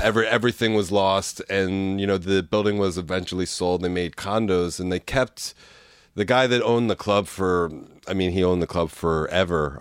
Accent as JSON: {"language": "English", "area": "Bucks County", "region": "Pennsylvania", "country": "United States", "tie": "born or raised there", "also_born_or_lived": "Philadelphia / Warrington", "said": "I was born in the city in the Northeast."}